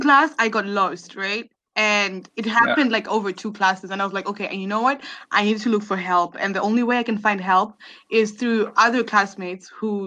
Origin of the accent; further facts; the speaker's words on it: Zimbabwe; moved away as an adult; also born or lived in Bremen, Germany; now in Germany; I come from Zimbabwe. And in 2016, I came to Germany to pursue my bachelor's study in electrical and computer engineering at Jacobs University in Bremen, which is in the north of Germany.